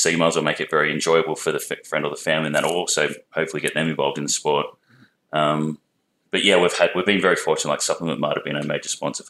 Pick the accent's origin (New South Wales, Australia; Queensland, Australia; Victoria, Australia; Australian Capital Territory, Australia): Victoria, Australia; Melbourne; also born or lived in Perth, Western Australia; I come from Melbourne.